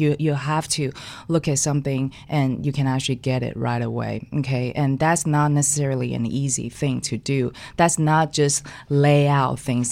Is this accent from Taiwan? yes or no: yes; Taiwan; now in New York City, United States; I grew up in Taiwan. I was born and raised in Taiwan.